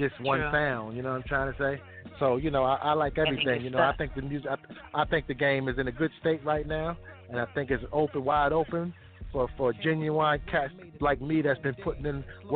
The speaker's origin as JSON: {"language": "English", "town": "New York City", "region": "New York", "country": "United States", "tie": "born or raised there", "said": "I'm from Corona, Queens"}